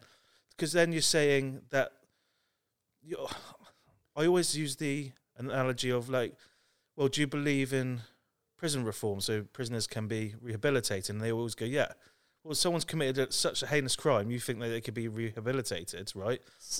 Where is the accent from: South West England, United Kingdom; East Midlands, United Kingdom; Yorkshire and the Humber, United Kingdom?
South West England, United Kingdom; I say Somerset, and they go, no, where are you really from? Like, from day one, I'm told I am not the same as everyone else.